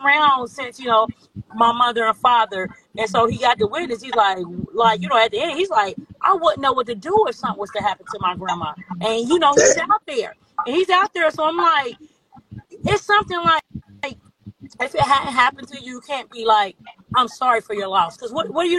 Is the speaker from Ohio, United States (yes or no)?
yes; Cincinnati, Ohio, United States; We're from Cincinnati, Ohio